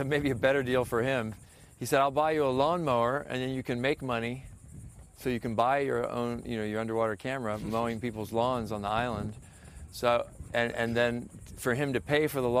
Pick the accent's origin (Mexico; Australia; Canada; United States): United States; Key Biscayne, Florida; I grew up on Key Biscayne, which is connected by a bridge to Miami